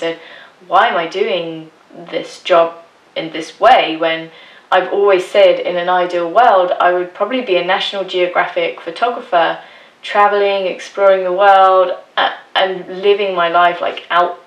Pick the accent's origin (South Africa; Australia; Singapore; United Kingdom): United Kingdom; England; moved away as an adult; now in Denmark; I was born and raised in England, but in 2006 I moved to Denmark because I met my husband, and now we live here